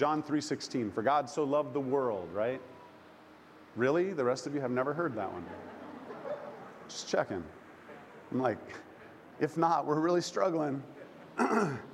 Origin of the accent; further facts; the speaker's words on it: Oklahoma, United States; I grew up in the Bible Belt, good old Oklahoma